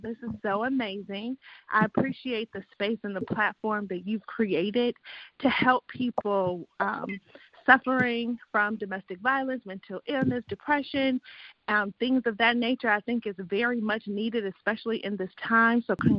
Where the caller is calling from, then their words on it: Grapevine, Texas, United States; I'm calling from Grapevine, Texas.